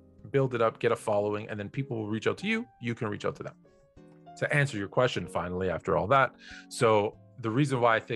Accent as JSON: {"language": "English", "town": "Toronto", "region": "Ontario", "country": "Canada", "tie": "born or raised there", "said": "my hometown"}